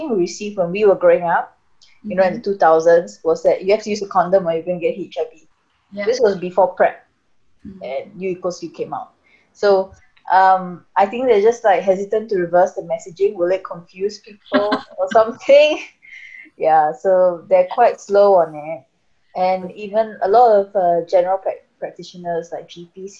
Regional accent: Singapore; I'm Singaporean, so it's local, so it's Singapore

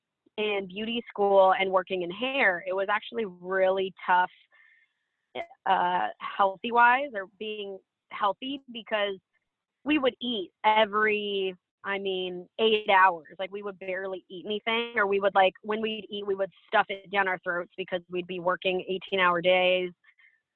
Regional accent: Seattle, Washington, United States; moved away as an adult; also born or lived in California; I'm from Seattle, moved to California

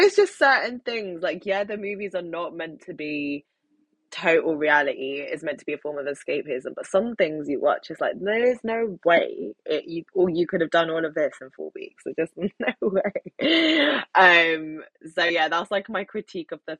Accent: London, United Kingdom; they come to London, my hometown, the city that I love the most. And as a Londoner

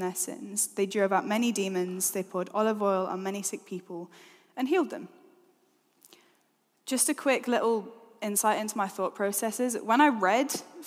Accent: Middlesbrough, North East England, United Kingdom; moved away as an adult; also born or lived in Newcastle; now in Exeter, United Kingdom; I'm from the northeast of England

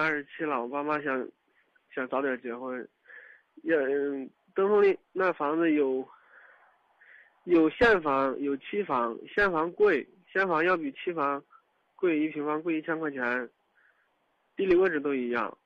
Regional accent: Kaifeng, Henan, China; also born or lived in Dengfeng; 我家是开封的，我在登封上班儿

